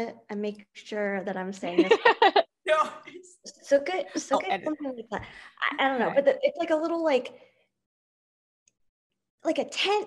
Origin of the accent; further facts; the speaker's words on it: New Rochelle, New York, United States; now in Boca Raton, United States; I grew up in New York, and the area that I grew up in was predominantly Jewish area